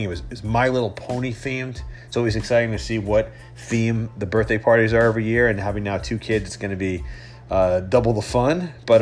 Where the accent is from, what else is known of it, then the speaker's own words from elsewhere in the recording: New York, United States; accent: New York; my New York accent